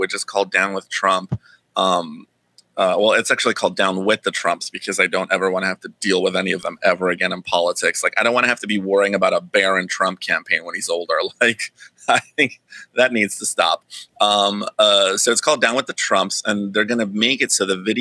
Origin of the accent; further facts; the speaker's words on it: the Bay Area, California, United States; I grew up in the Bay Area